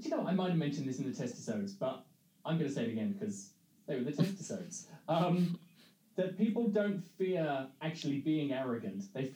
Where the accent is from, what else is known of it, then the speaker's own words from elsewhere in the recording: Midlands, United Kingdom; growing up in the Midlands in the 80s and 90s